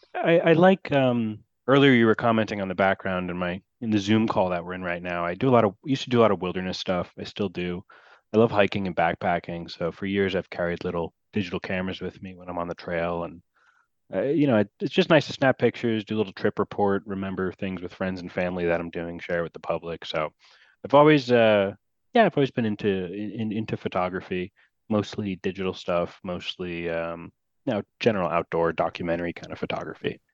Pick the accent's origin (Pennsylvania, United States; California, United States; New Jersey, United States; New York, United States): New Jersey, United States; New Jersey, uh, my home state